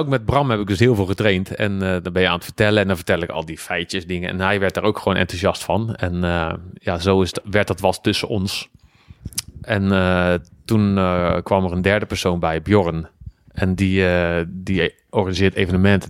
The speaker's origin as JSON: {"language": "Dutch", "town": "Schiedam", "region": "South Holland", "country": "Netherlands", "said": "ik kom uit Schiedam, Rotterdam"}